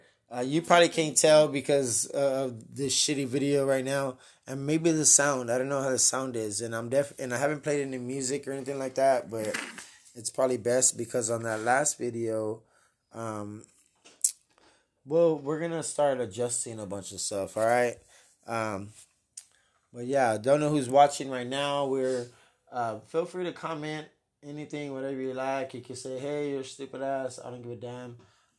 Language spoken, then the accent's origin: English; Helotes, Texas, United States; Helotes. Yes, hi, welcome. I'm from Helotes. No, but Helotes is cool, though. Shout out to anybody from Helotes.